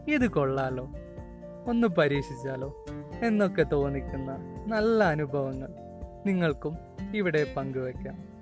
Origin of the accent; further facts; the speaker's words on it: Wayanad, Kerala, India; ഒരു വയനാട്ടുകാരനാണ്